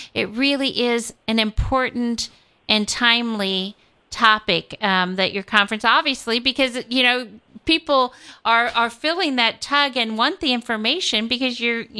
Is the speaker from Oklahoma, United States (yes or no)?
no; Kansas City, Missouri, United States; I come from Kansas City, and that's where we have 18 stations in our Catholic Radio network in Kansas City.